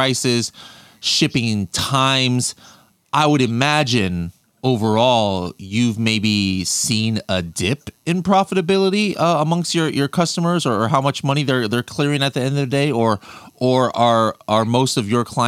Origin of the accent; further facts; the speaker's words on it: United States; me as an American person